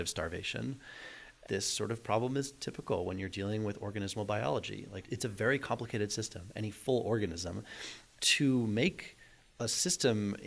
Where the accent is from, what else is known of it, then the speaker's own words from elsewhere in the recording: North Shore of Boston, Massachusetts, United States; also born or lived in Amherst, Massachusetts; I grew up on the North Shore of Boston